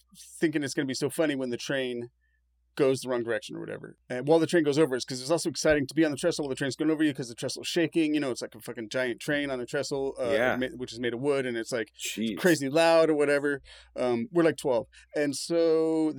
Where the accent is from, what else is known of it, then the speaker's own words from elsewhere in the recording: Emerald Triangle, California, United States; we've known each other since we were youths, growing up in the Emerald Triangle.